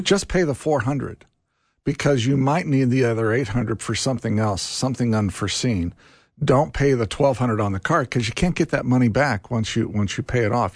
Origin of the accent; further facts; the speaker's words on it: Carmel, Indiana, United States; I grew up in Carmel, Indiana.